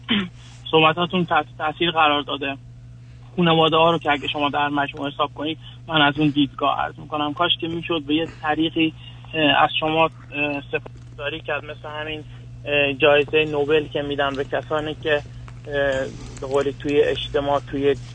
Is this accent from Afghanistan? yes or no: yes; Afghanistan; moved away; بله ما من افغانستانی هستم و همسرم افغانستانی